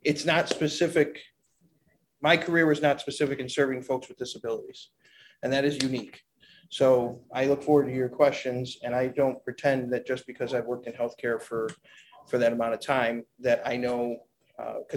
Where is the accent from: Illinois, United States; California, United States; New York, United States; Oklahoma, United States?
New York, United States; Niagara Falls; I am born and raised in Niagara Falls.